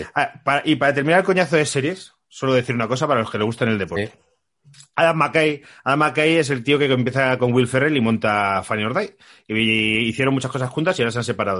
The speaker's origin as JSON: {"language": "Spanish", "town": "Madrid", "region": "Community of Madrid", "country": "Spain", "said": "los que somos de Madrid"}